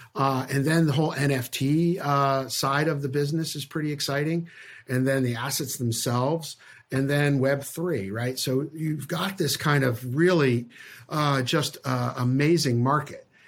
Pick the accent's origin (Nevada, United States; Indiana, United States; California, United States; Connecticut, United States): Connecticut, United States; I grew up in Connecticut, out of, out of New York.